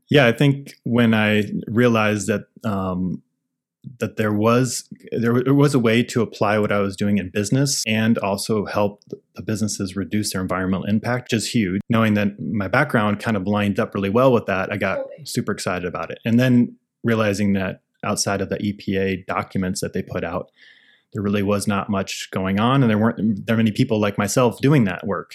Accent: Iowa, United States; moved away as an adult; now in Portland, United States; I grew up in Iowa, so I got a job nearby

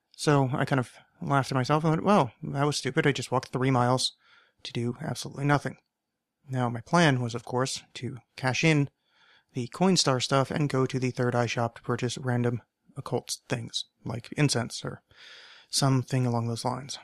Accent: East Coast, United States; now in Portland, United States; I grew up on the East Coast

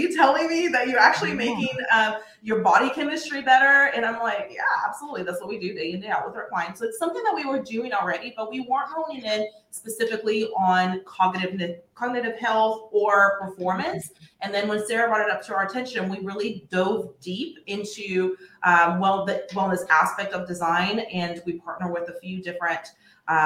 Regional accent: Brazil; now in Texas, United States; I grew up in Brazil with, you know, nature being my playground

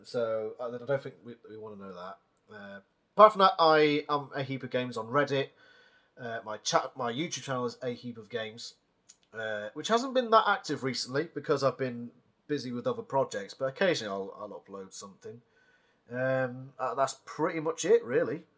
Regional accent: United Kingdom; as a British man

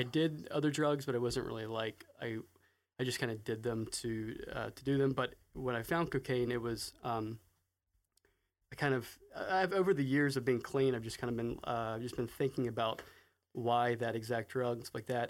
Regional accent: Raleigh, North Carolina, United States; I grew up in Raleigh, North Carolina, in the northern suburbs of Raleigh

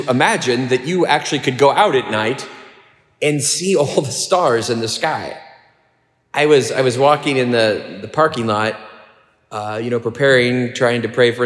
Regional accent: Kansas City, United States; growing up near Kansas City

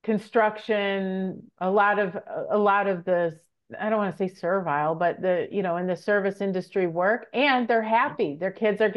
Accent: United States; as an American

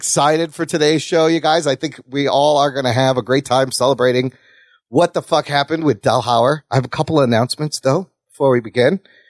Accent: Pakistan; I'm Pakistani

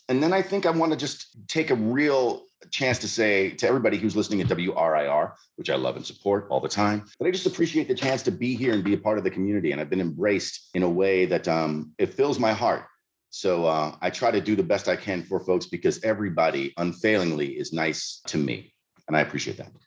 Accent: Alexandria, Virginia, United States; moved away as an adult; now in Richmond, United States; turning into a little bit older than a juvenile delinquent in Alexandria.

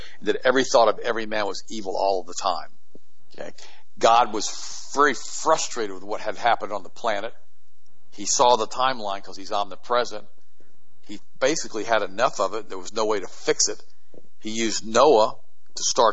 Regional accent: United States; I was born in the United States 10 years after the war was over with the 1955

